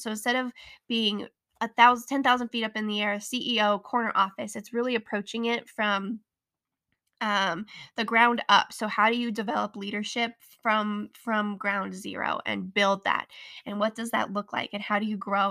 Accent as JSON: {"language": "English", "region": "Colorado", "country": "United States", "tie": "born or raised there"}